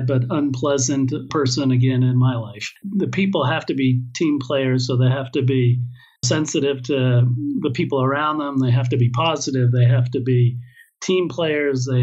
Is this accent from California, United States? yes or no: yes; California, United States; accent: American; moved away as an adult; now in Israel; Born and raised in California.